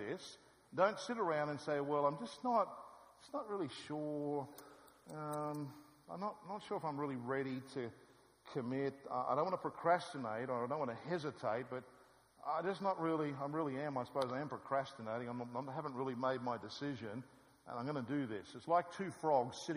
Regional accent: Australia; I'm come from Australia

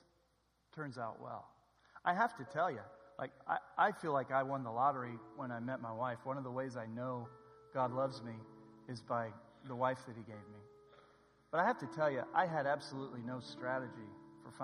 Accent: Southern California, United States; I'm from SoCal

